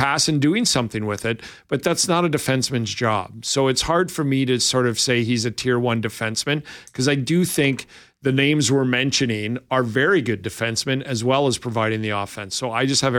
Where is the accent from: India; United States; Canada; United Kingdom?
Canada; Winnipeg, Manitoba; Before I begin this, I'm from Winnipeg.